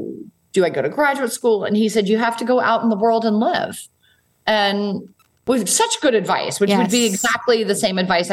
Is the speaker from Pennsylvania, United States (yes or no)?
yes; outside of Philadelphia, Pennsylvania, United States; moved away as an adult; also born or lived in New York; now in Nantucket, United States; when I was growing up, we grew up outside of Philadelphia.